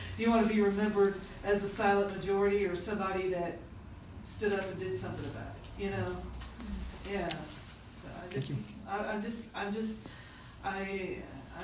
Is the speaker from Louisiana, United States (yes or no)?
no; Nashville, Tennessee, United States; moved away; I'm from Nashville, and I have family over in Arkansas